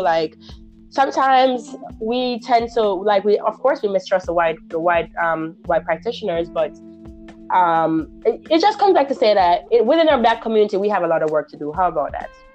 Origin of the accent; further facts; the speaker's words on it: Jamaica; now in Florida, United States; Jamaican, I'm Jamaican, so I know the issue with our society in Jamaica